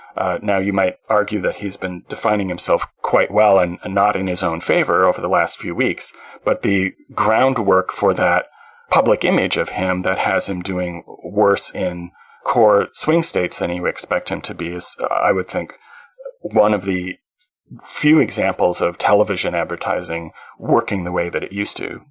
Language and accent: English; Canada; I being a Canadian.